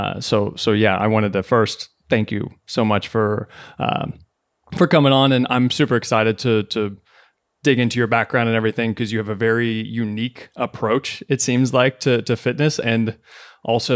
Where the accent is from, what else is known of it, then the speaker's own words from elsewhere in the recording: Kentucky, United States; moved away as an adult; now in New York City, United States; I was born and raised in Kentucky.